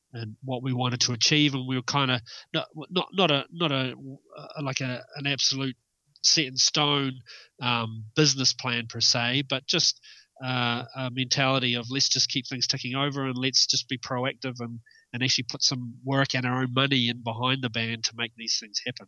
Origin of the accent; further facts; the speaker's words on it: Milton, Otago, New Zealand; moved away as an adult; also born or lived in Dunedin; now in Wellington, New Zealand; I grew up in the South Island, uh, a place called Milton